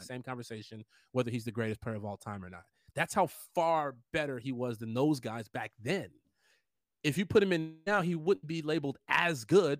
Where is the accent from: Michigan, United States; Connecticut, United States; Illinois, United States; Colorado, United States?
Illinois, United States; Chicago; we're from Chicago